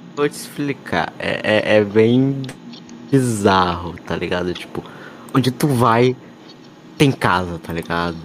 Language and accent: Portuguese; Salvador, Bahia, Brazil; Eu sou de Salvador, Bahia